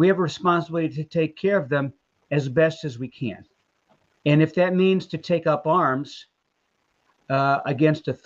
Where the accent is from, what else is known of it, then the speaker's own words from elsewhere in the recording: Texas, United States; now in Columbus, United States; I am a Texan